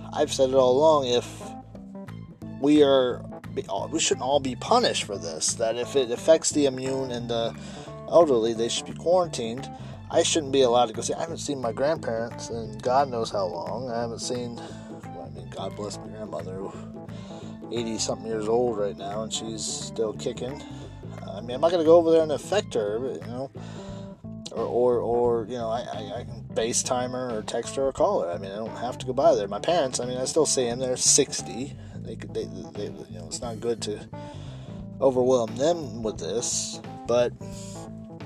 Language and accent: English; United States; as an American